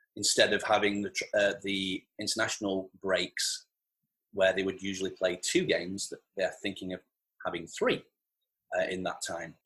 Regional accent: Farnworth, North West England, United Kingdom; whenever people ask me where I'm from, I'll always go Manchester. And then if they've heard of Manchester, I'll tell them I'm from Bolton. And if they've heard of Bolton, then I'll say I'm from Farnworth

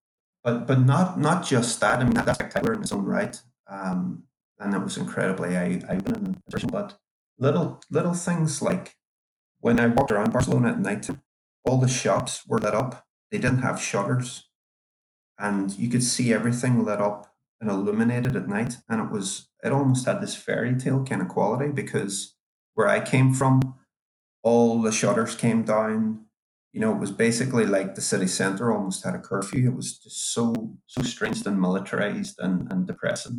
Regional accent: Derry, Northern Ireland, United Kingdom; I grew up in Derry during the Troubles there

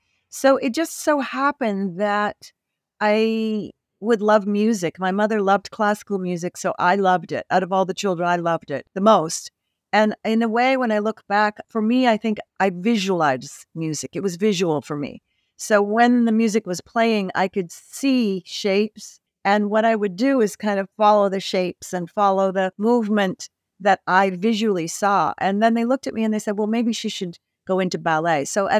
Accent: Canada; I grew up in Canada. I'm Canadian.

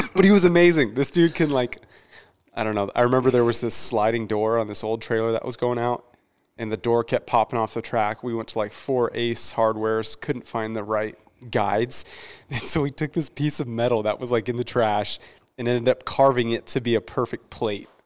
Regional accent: Mesa, Arizona, United States; moved away as an adult; I grew up raised in the East Valley, so the Gilbert Mesa area is where I, is where I stayed until I was about nineteen

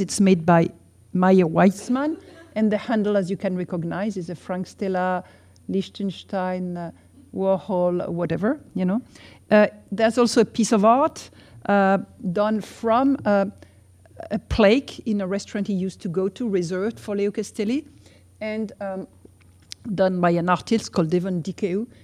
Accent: France; as we do in France

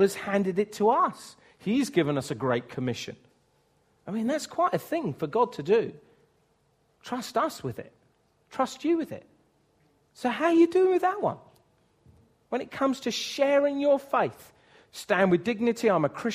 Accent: United Kingdom; I'm white British

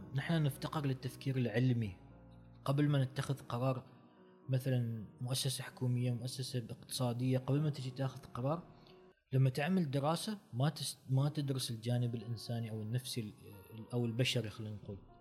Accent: Oman; نحن عندنا في عمان بالتحديد

